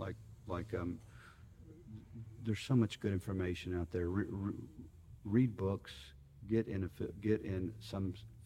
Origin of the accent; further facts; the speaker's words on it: Austin, Texas, United States; I grew up out in Westlake, went to Westlake High School